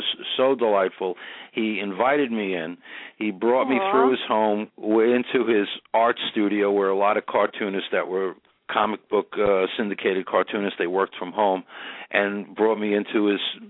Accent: New York City, New York, United States; Grew up in Queens, New York, in a town called Howard Beach

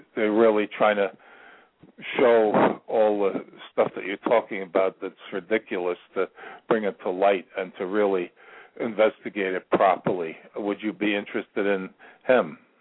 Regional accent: Long Island, New York, United States; moved away; I'm from Long Island

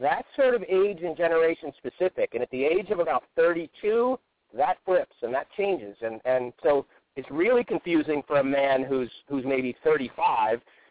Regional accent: Greenwich, Connecticut, United States; Greenwich, Connecticut, which is my hometown

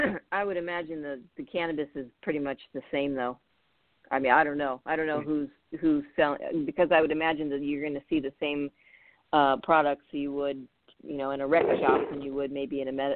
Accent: Napa, California, United States; moved away; also born or lived in Oakland, California; I was born in Oakland, and I grew up in Napa.

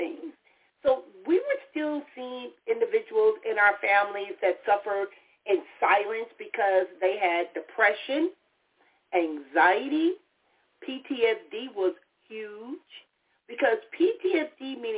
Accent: Compton, California, United States; I grew up in the city of Compton

